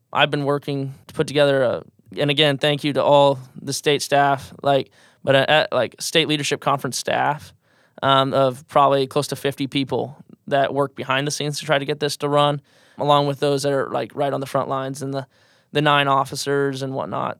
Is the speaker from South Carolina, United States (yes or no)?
no; Shenandoah, Iowa, United States; I'm originally from Shenandoah, Iowa. So, uh, for those that don't know where Shenandoah is, southwest part of Iowa, Fremont County area, Fremont Page County. Grew up on a row crop, cattle operation